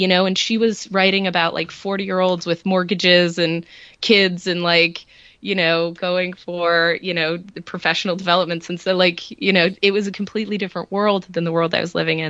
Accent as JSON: {"language": "English", "region": "Massachusetts", "country": "United States", "tie": "born or raised there", "said": "I grew up in Massachusetts and I went to school in Boston"}